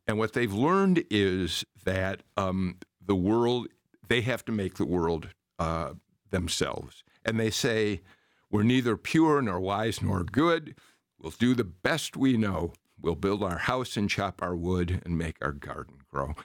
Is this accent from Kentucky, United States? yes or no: no; Chicago, Illinois, United States; moved away as an adult; a Chicagoan transplanted here, although many, many years ago now